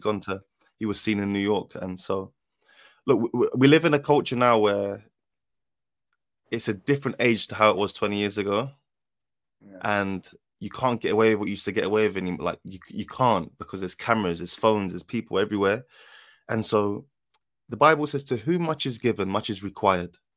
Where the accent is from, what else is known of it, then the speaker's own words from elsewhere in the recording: London, United Kingdom; I'm from South London